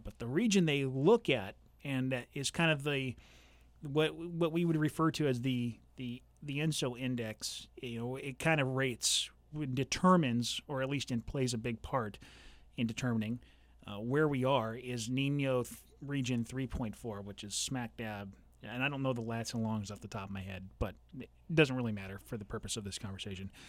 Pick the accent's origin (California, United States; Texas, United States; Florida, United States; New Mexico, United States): California, United States; Southern; now in central Illinois, United States; when I was growing up in Southern California